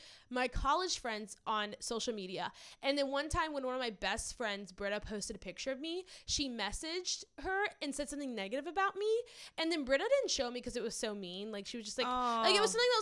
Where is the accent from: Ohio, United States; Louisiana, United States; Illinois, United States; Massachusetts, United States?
Louisiana, United States; near New Orleans; moved away; I grew up near New Orleans.